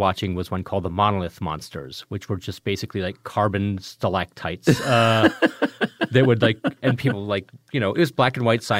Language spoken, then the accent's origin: English; Richland Center, Wisconsin, United States; also born or lived in Chicago; When I was growing up, I was born in Chicago, mm-hmm. and we moved when I was 3 years old. We moved from Chicago to a small town in southwest Wisconsin called Richland Center.